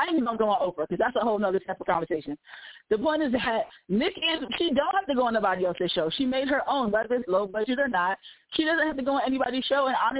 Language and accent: English; New York, United States; I'm from New York, and girls set up people all the time.